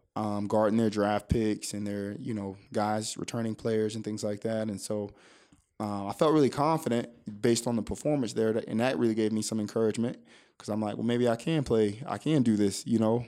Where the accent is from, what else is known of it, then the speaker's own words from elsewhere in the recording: Oak Hill, Florida, United States; also born or lived in Miami, Florida; a small town south of Daytona Beach called Oak Hill, Florida